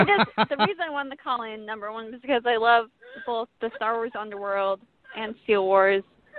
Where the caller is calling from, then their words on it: New York, United States; I'm calling from New York.